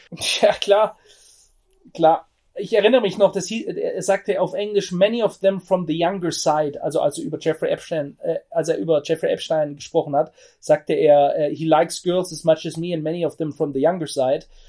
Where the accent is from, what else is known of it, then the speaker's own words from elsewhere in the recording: Germany; ich bin selber Deutscher, ich bin kein Amerikaner